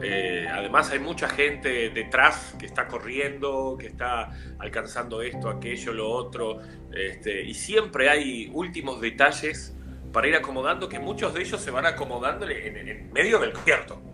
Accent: Montevideo, Uruguay; soy de Uruguay, soy de Montevideo, capital de Uruguay

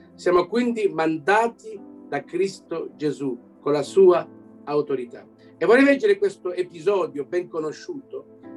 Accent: Belgium; also born or lived in Canada; sono nato qui in Belgio da genitori italiani

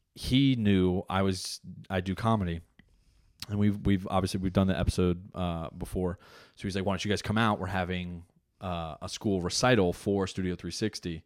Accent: New Jersey, United States; I'm an Italian from Jersey

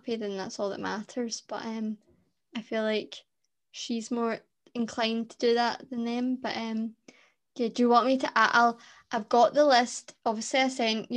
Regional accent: Scotland, United Kingdom; I'm Scottish

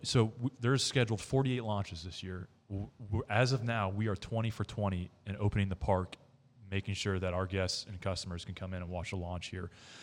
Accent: New England, United States; also born or lived in Georgia / Maine; now in Melbourne, Florida, United States; I grew up in New England.

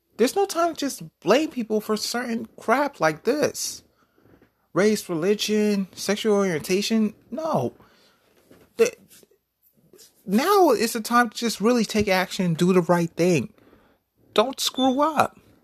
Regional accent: United States; I'm an American. I'm an African-American

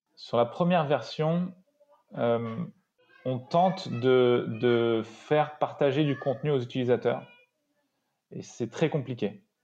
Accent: Paris suburbs, Île-de-France, France; also born or lived in Grenoble; Je viens de banlieue parisienne. Je suis né à Grenoble.

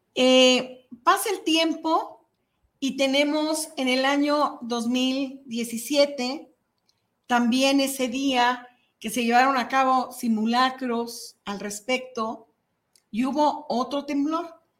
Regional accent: Mexico; nos impactó como mexicanos

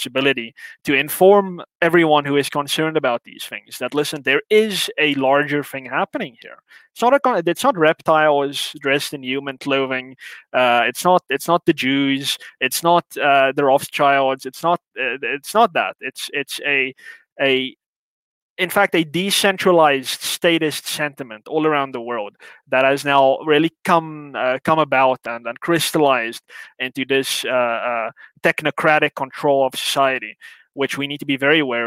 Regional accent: South Africa

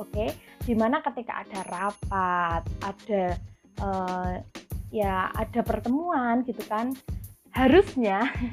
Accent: Java, Indonesia; sedangkan saya lahir dan besar di Jawa

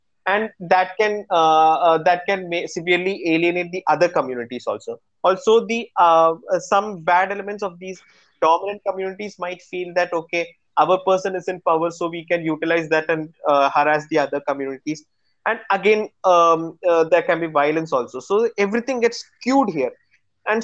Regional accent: India; that idea is something which is very close to our hearts as Indian citizens. Personally, if you ask me, I am one of the biggest patriots. For me, my nation comes first.

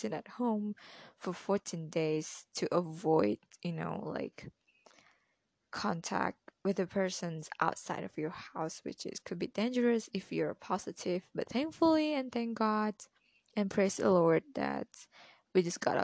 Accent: Malaysia; I'm Malaysian

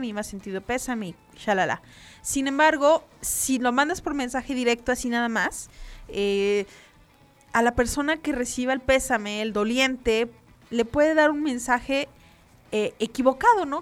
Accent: Mexico; para nosotros como mexicanos

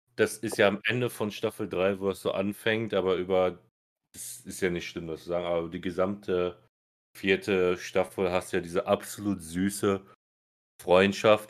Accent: Germany; Als Deutsche

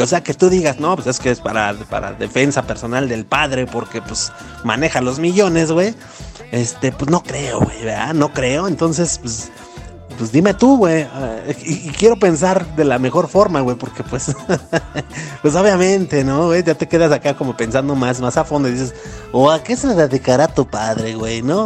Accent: Mexico; como mexicanos

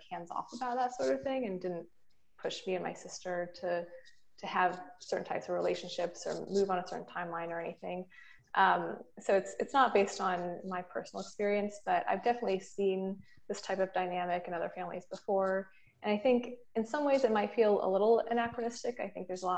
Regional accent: North Carolina, United States; moved away as an adult; also born or lived in Los Angeles; I'm from North Carolina.

